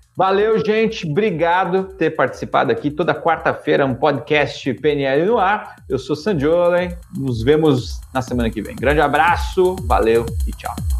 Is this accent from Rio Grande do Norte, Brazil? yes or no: no; São Paulo, Brazil; nasci na Zona Leste de São Paulo, num bairro super pobre